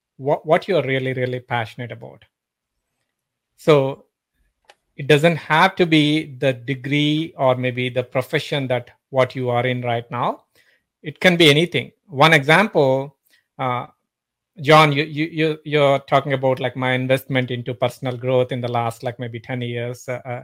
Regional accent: Pittsburgh, Pennsylvania, United States; I'm from Pittsburgh.

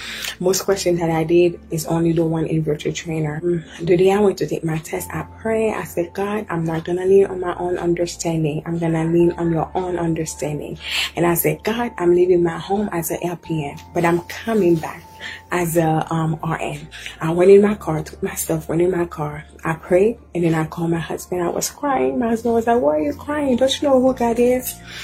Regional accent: Haiti; now in United States; I'm from Haiti. I've been here in the U.S. for 12 years

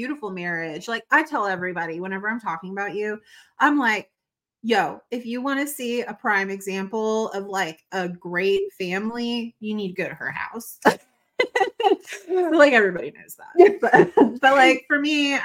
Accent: the South, the Bible Belt, Southern United States, United States; where I was born and raised in the South, in the Bible Belt.

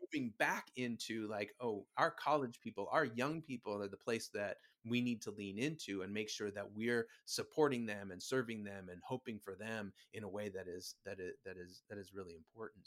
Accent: Huntington Beach, California, United States; also born or lived in Virginia; I was born in Virginia, but grew up in, uh, Huntington Beach.

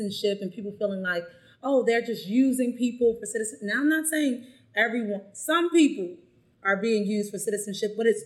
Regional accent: United States; I'm American

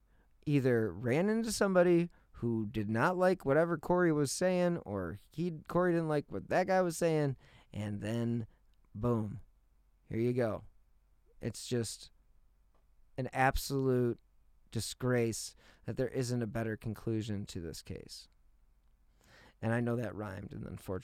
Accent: Cleveland, Ohio, United States; I am from Cleveland

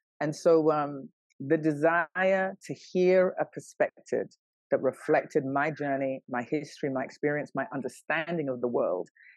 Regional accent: London, United Kingdom; moved away as an adult; also born or lived in New York, United States; I was born and raised in London, and then I lived in New York for almost 10 years

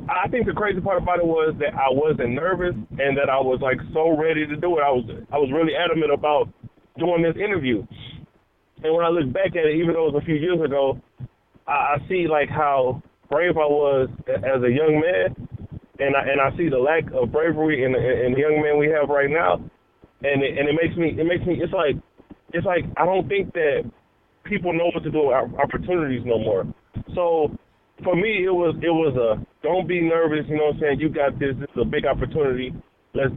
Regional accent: Houston, Texas, United States; I'm in Houston. I'm in Houston, Texas. I'm from Houston

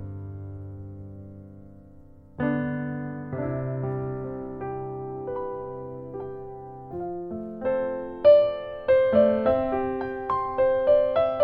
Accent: Salt Lake City, Utah, United States; I grew up in Salt Lake City, Utah, and that's where I still am, is in Salt Lake City

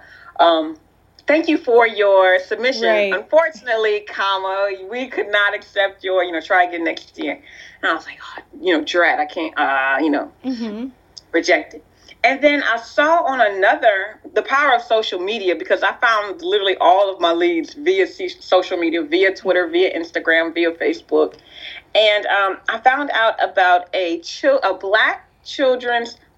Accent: Lafayette, Louisiana, United States; also born or lived in Youngsville, Louisiana; I was born in Lafayette, Louisiana, and I was baptized in, it's still my home church, St. Anne's Catholic Church in a small town called Youngsville, Louisiana.

